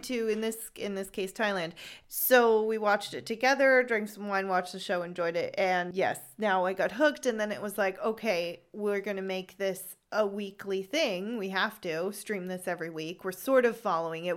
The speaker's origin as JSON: {"language": "English", "region": "California", "country": "United States", "moved": "as an adult", "lives_now": "Freiburg, Germany", "said": "I am originally from Hmm, should I say it? Okay, poor Costa, California."}